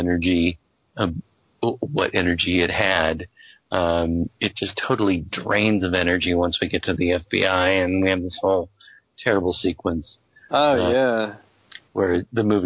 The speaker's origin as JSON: {"language": "English", "region": "Virginia", "country": "United States", "said": "I'm from Virginia"}